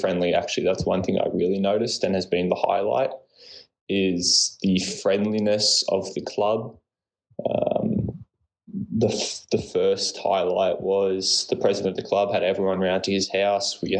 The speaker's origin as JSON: {"language": "English", "town": "Melbourne", "region": "Victoria", "country": "Australia", "also_born_or_lived": "British Columbia, Canada", "moved": "as an adult", "lives_now": "Germany", "said": "I'm from Melbourne, Australia."}